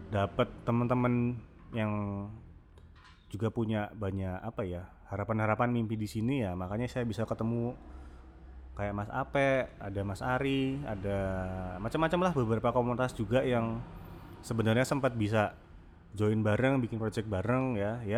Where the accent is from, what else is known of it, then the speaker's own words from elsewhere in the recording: Lampung, Indonesia; born there; now in Salatiga, Indonesia; ibu saya uh, dari Jogja bapak saya dari Muntilan yeah. Hmm. pindah ke Lampung saya yang brojol nah kenapa bisa sampai di Salatiga ya karena kuliah sih sebenarnya